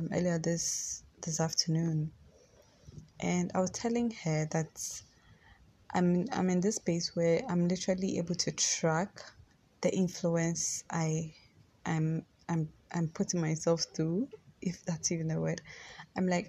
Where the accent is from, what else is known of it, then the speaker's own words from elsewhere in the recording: Ghana; I live in Ghana, I'm Ghanaian